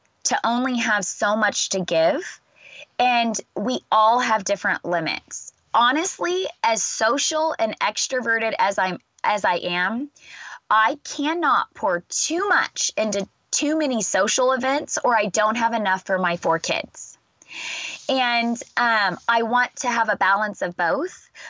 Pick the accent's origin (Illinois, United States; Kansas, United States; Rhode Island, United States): Kansas, United States; now in Texas, United States; I live in Texas and I'm from Kansas